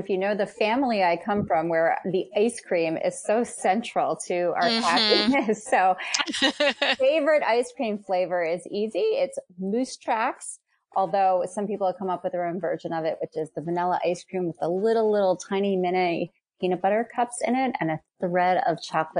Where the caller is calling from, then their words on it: Philadelphia, Pennsylvania, United States; I'm calling in right now from Mount Airy, right in the northwest suburbs or northwest direction from Philadelphia.